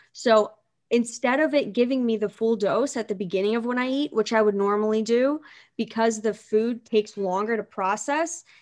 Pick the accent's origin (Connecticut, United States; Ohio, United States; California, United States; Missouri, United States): Ohio, United States; Canton; from Canton, Ohio